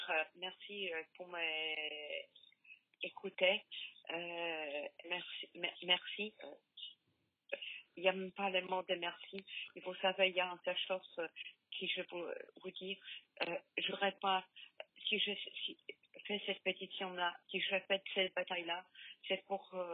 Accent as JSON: {"language": "French", "country": "Poland", "second_language": "French", "moved": "yes", "lives_now": "France", "said": "Je suis polonaise d'origine."}